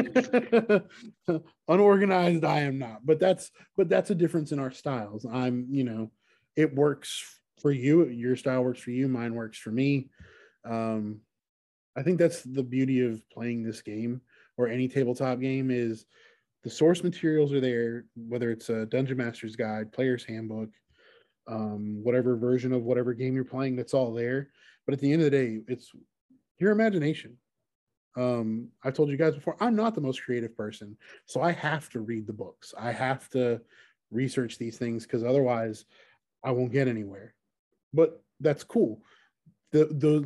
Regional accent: the South, United States; growing up in the South

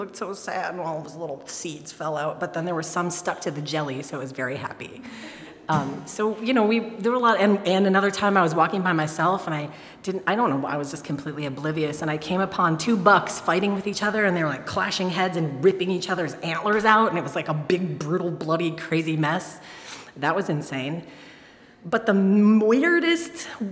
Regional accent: Detroit, Michigan, United States; I grew up in Detroit

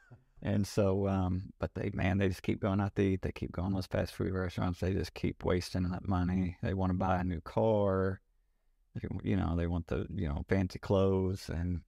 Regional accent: Kentucky, United States; I grew up in Kentucky. Didn't have a lot growing up, so kind of muddled our way through.

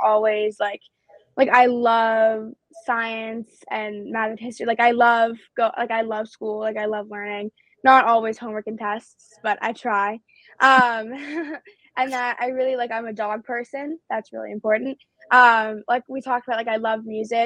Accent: New York City, New York, United States; they're my hometown team

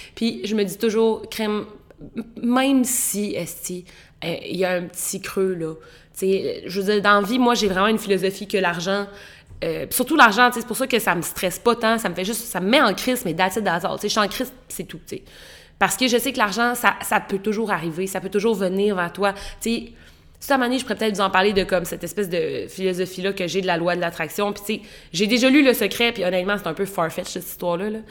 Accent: Quebec, Canada; en tant que Québécois

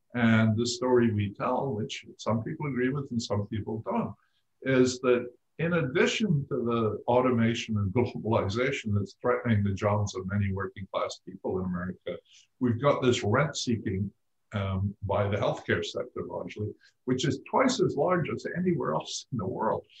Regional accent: Scotland, United Kingdom; moved away; I grew up in Scotland

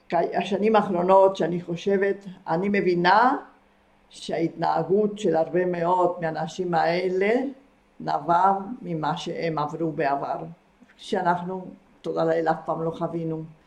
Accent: Argentina; moved away as an adult; now in Israel; כי גרתי שם מגיל שבע עד גיל, אה, עד שעליתי לארץ, גיל 19

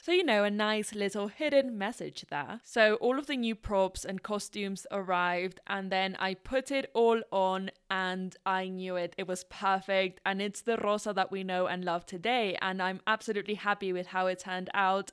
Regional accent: Ecuador; first language Spanish; English is a second language; moved away; also born or lived in London, United Kingdom / Paris, France; I'm from Ecuador, born and raised there.

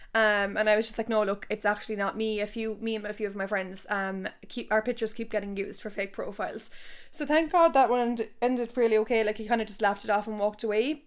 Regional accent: Tipperary, Munster, Ireland; I'm from Tipperary town

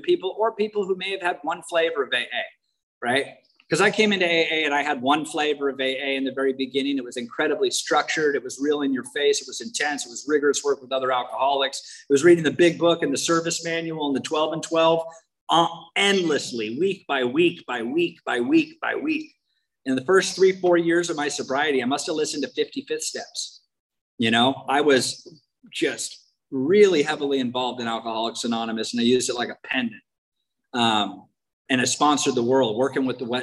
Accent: Washington, United States; moved away; I'm from Washington State originally. I was born like 30 miles as a crow flies from Mount Rainier.

